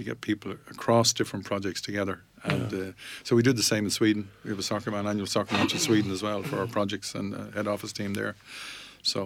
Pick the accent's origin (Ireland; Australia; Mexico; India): Ireland; Dublin, Leinster; So, I'm from Whitehall